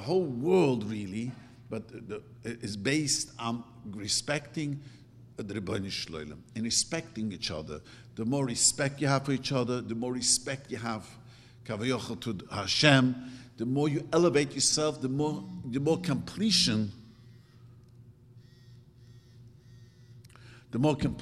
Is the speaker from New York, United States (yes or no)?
yes; New York City, New York, United States; English is a second language; moved away as an adult; now in California, United States; I grew up in Williamsburg